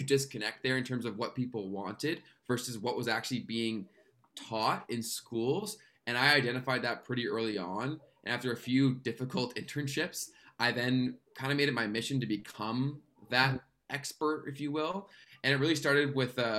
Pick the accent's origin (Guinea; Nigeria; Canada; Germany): Canada; I'm a Canadian YouTuber and social media strategist